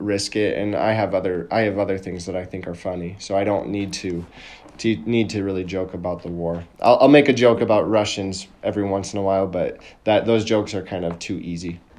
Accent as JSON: {"language": "English", "country": "United States", "moved": "as an adult", "lives_now": "Lviv, Ukraine", "said": "my experience as an American being in Ukraine, what it's like being a foreigner"}